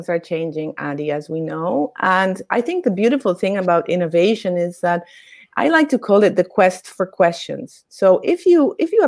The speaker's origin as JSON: {"language": "English", "country": "Argentina", "tie": "born or raised there", "said": "I grew up in Argentina, I'm Argentinian"}